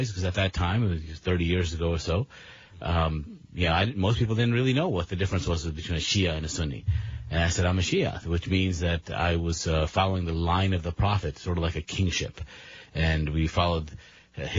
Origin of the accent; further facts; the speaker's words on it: Maryland, United States; also born or lived in Pakistan; I grew up mostly here in Maryland